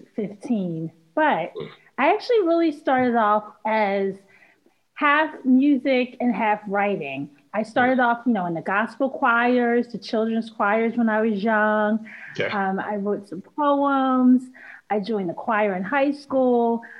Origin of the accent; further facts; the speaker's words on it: Philadelphia, Pennsylvania, United States; I was born and raised in Philly